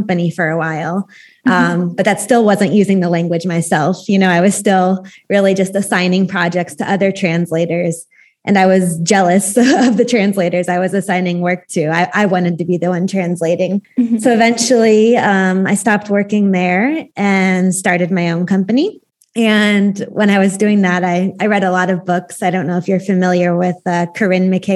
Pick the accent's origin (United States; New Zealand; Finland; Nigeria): United States; St. Louis, Missouri; moved away as an adult; also born or lived in Austria; now in Oregon, United States; I'm from St. Louis, Missouri, which is right in the middle of America. But now I live in Oregon on the West Coast.